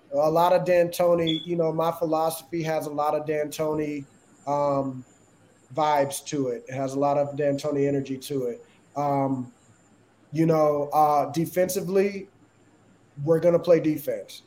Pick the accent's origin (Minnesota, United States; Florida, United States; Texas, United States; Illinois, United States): Texas, United States; Austin; started off uh, in Austin, Texas, and, and, and that's my hometown